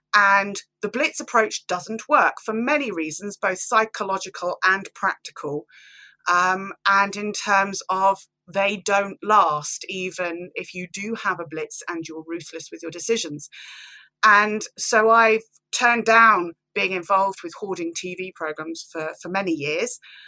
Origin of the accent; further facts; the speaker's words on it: Banbury, South East England, United Kingdom; from Banbury, Oxfordshire